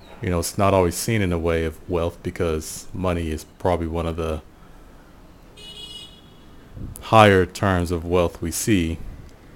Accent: Portland, United States; growing up in Portland

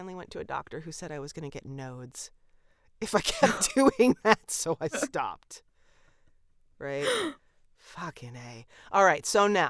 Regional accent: the South, United States; I am friends with a lot of atheists and goths and spiritual people because I'm from the South.

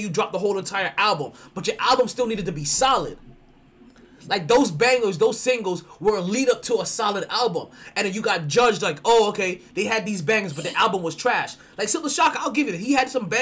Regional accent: New York, United States; As a New Yorker

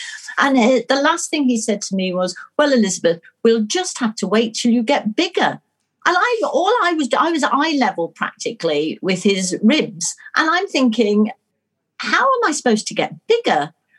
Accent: Nuneaton, West Midlands, United Kingdom; accent: Nuneaton; Which my Nuneaton accent probably wasn't very conducive to.

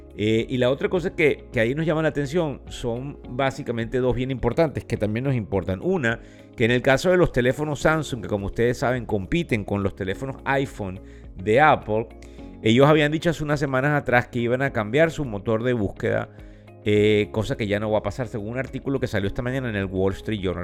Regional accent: Venezuela; como decimos en Venezuela, porque soy venezolano

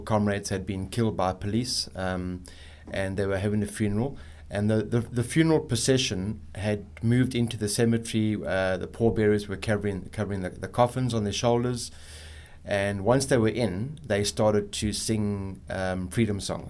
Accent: South Africa; as a South African

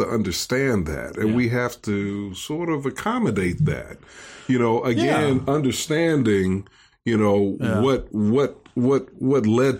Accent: Chicago, Illinois, United States; I watched him there in Chicago growing up in the Black community there, in our church community there.

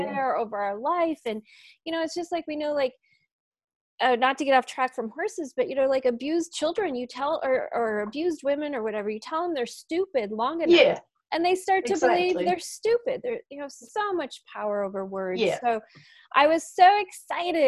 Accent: United States; us Americans

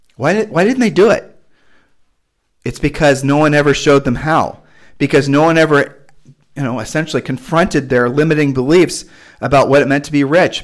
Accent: United States; It's part of the way I was raised when I was raised in America

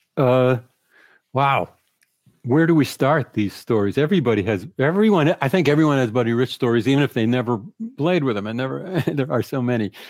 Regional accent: Boston, Massachusetts, United States; moved away; also born or lived in Rochester / New York; I'm from Boston, so I went home to my parents

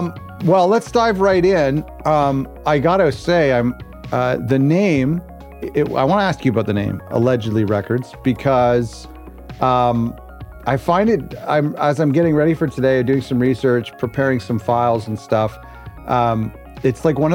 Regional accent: Canada; as a Canadian

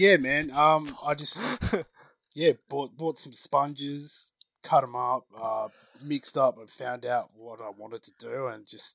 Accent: Australia; I'm Australian

